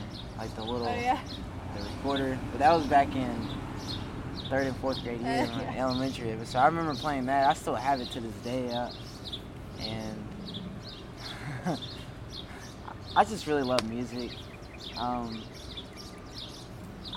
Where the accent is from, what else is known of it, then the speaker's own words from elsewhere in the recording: Owensboro, Kentucky, United States; also born or lived in Lexington, Kentucky; I am from Owensboro, Kentucky. I was born and raised here